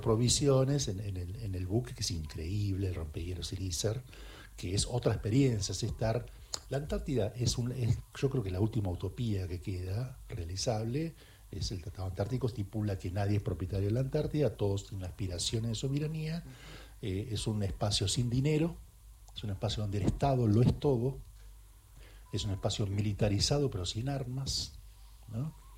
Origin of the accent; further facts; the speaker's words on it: Bahía Blanca, Buenos Aires Province, Argentina; now in Buenos Aires, Argentina; Yo soy de Bahía Blanca y me tomaba el tren para venir a la Biblioteca Nacional cuando era pibe